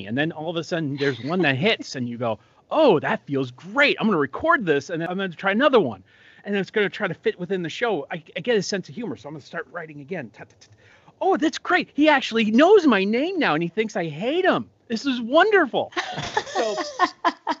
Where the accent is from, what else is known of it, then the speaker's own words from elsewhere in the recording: Long Island, New York, United States; also born or lived in Dayton, Ohio / Saratoga Springs, New York; I was born in New York City, lived on Long Island for most of my life